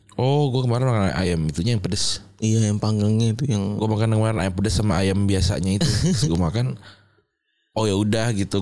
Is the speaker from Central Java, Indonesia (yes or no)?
yes; Semarang, Central Java, Indonesia; moved away; gue sudah tumbuh besar di Semarang